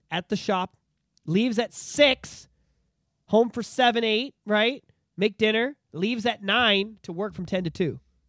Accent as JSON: {"language": "English", "town": "Oshawa", "region": "Ontario", "country": "Canada", "tie": "born or raised there", "said": "This was the year that, like, I grew up in Oshawa and I loved it and I was very attached to it, you know, and it was, it molds you, you know?"}